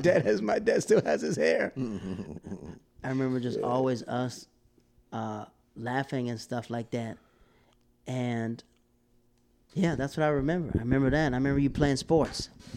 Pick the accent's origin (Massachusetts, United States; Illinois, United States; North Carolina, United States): North Carolina, United States; I came from North Carolina, so I wasn't used to all these colors.